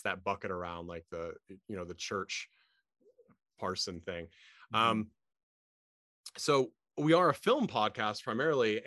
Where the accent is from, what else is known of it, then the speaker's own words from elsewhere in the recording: Portland, Oregon, United States; I was born in Portland